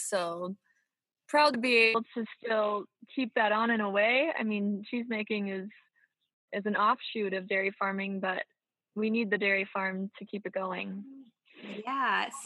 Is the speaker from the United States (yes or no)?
yes; Brooten, Minnesota, United States; I was. Uh, we are on our dairy farm about eight miles north of Brooten, uh, in the middle of nowhere, yet the middle of everything.